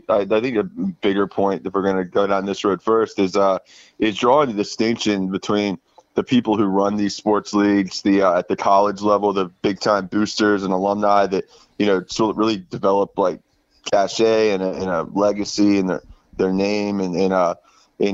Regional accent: Jacksonville, Florida, United States; moved away as an adult; also born or lived in Tallahassee, Florida; now in New Jersey, United States; I'm from Jacksonville, Florida, and I've been living in Tallahassee for a while

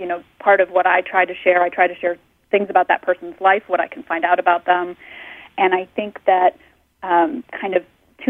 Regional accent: Maine, United States; I grew up in Maine and around a lot of old cemeteries, and in Vermont I started to do a lot of research around here

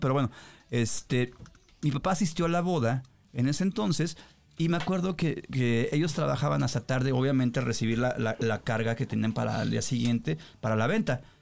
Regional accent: Colonia Federal, Mexico City, Mexico; Nosotros éramos de, ves que soy de la Federal

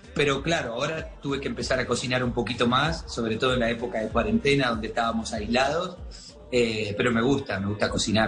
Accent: Argentina; now in Miami, United States

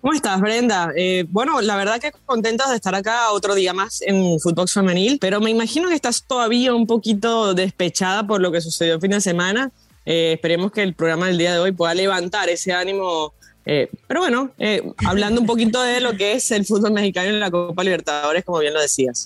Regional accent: Venezuela; yo como venezolana

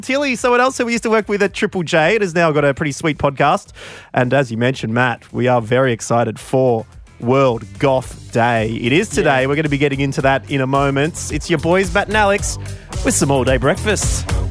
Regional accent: Warrnambool, Victoria, Australia; growing up in Warrnambool, we definitely had more goths

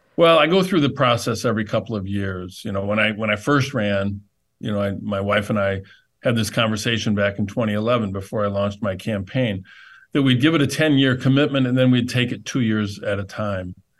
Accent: Flint, Michigan, United States; my hometown

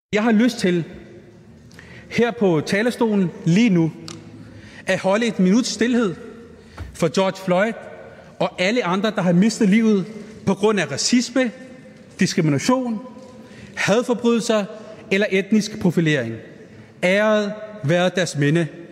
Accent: Iran; now in Denmark; jeg kommer oprindeligt fra Iran, som en, et brun dansker

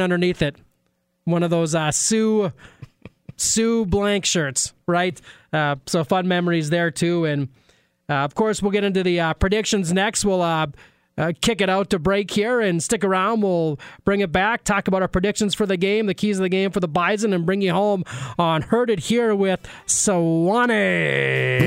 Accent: Maddock, North Dakota, United States; growing up in Maddock

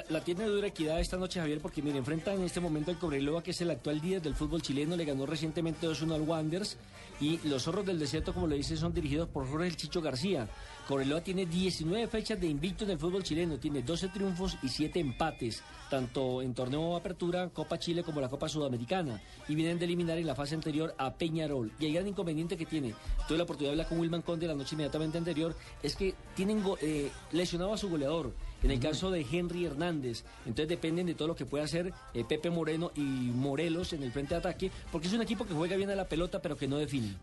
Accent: Colombia; como colombianos

